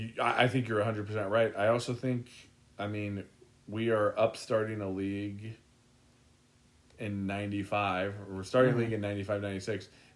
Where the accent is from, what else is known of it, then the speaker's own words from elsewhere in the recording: United States; I'm an American.